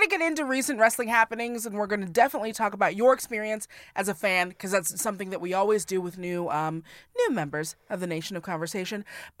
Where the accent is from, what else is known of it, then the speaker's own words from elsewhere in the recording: Seattle, Washington, United States; also born or lived in Hawaii; I'm from Seattle.